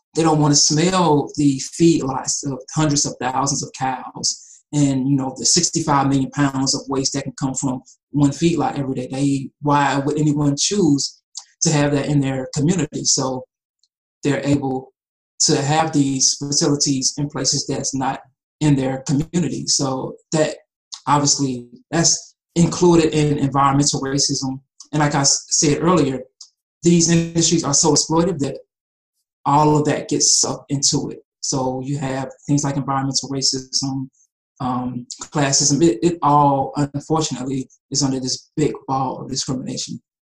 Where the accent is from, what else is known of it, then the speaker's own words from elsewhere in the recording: Atlanta, Georgia, United States; also born or lived in Cincinnati, Ohio; I was born in Cincinnati, but I've been in Atlanta since I was about three years old, and that's really home to me.